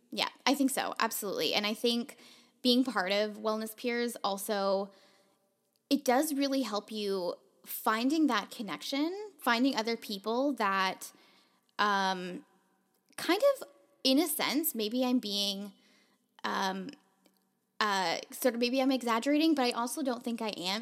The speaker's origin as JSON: {"language": "English", "town": "Toronto", "region": "Ontario", "country": "Canada", "moved": "as an adult", "lives_now": "Vancouver, Canada", "said": "when I first moved to Vancouver, um, I'm from Toronto"}